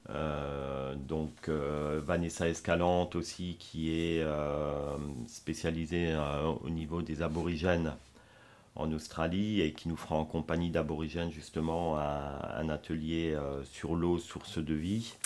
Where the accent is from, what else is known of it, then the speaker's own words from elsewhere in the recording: France; chez nous en France, notamment à Strasbourg